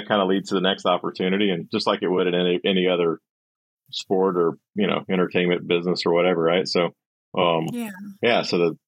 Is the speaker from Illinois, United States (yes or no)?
no; Gulf Coast of Alabama, United States; I grew up down on the Gulf Coast of Alabama